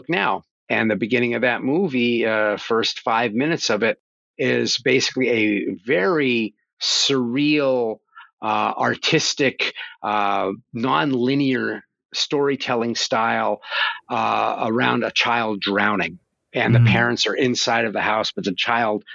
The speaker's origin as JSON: {"language": "English", "region": "northeastern Pennsylvania", "country": "United States", "tie": "born or raised there", "said": "I grew up in the coal mines of Pennsylvania. It was in northeastern Pennsylvania in a coal mine town."}